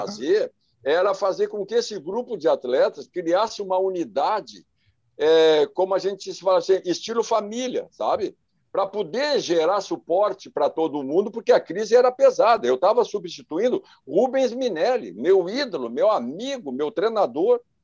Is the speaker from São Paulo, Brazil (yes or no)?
no; Charqueadas, Rio Grande do Sul, Brazil; also born or lived in Viamão / Porto Alegre; Eu sou natural de Charqueadas